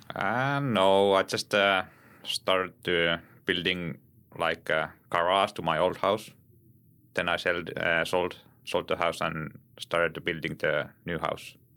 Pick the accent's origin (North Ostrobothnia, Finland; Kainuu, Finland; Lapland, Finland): Lapland, Finland; English is a second language; My hometown is, uh, in Arctic Circle.